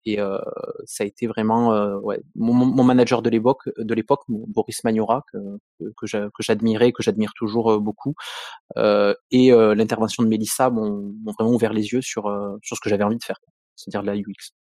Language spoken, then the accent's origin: French; Montpellier, Occitania, France; Je viens de Montpellier, je suis montpelliérain pur souche